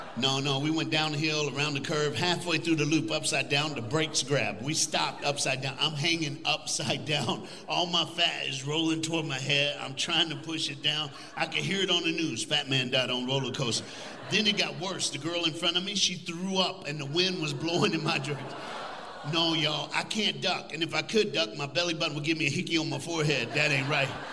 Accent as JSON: {"language": "English", "region": "Tennessee", "country": "United States", "tie": "born or raised there", "moved": "yes", "lives_now": "Texas, United States", "said": "I'm from the Smoky Mountains. That's where I grew up."}